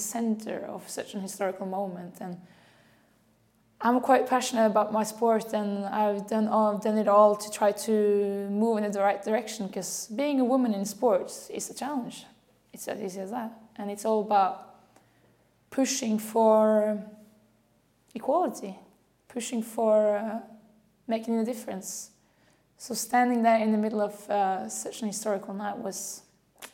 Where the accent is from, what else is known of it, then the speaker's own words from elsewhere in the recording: Norway; moved away as an adult; now in Lyon, France; I'm from Norway.